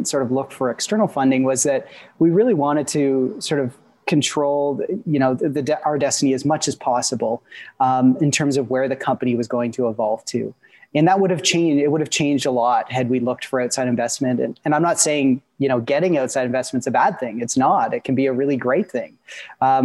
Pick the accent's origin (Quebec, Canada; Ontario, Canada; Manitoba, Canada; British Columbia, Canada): Ontario, Canada; Peterborough; also born or lived in Guelph, Ontario; I grew up in Peterborough, Ontario